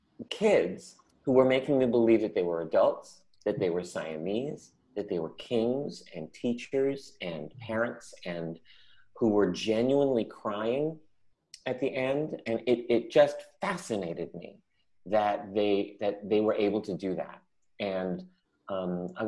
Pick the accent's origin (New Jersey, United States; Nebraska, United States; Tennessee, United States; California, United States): California, United States; San Francisco; when I was little, I grew up in San Francisco